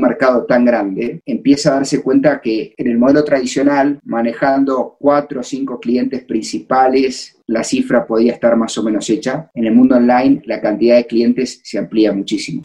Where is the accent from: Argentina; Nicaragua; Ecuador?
Argentina; accent: argentino; moved away as an adult; now in Mexico; yo soy argentino